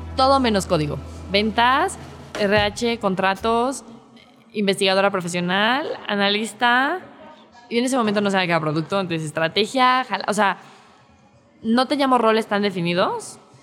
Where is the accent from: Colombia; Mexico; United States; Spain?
Mexico; Mexico City; soy de Ciudad de México